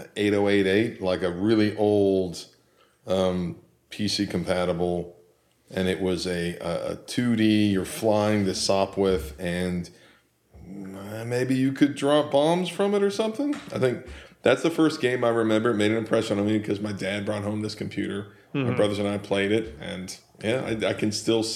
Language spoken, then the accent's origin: English; Liberty, Missouri, United States; I grew up in a town called Liberty, Missouri. I lived in, Liberty, Missouri, I lived in from, fourth grade on through high school.